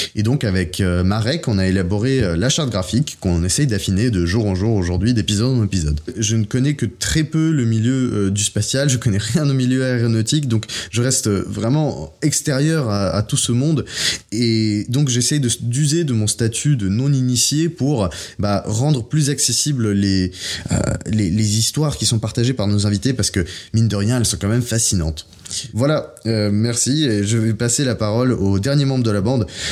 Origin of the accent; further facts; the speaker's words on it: Prague, Czechia; moved away as an adult; also born or lived in Paris; je suis franco-russe et je suis né et j'ai grandi à Prague